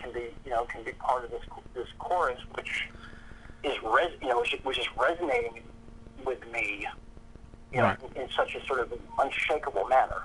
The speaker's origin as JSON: {"language": "English", "town": "Boston", "region": "Massachusetts", "country": "United States", "said": "I'm from Boston, Massachusetts"}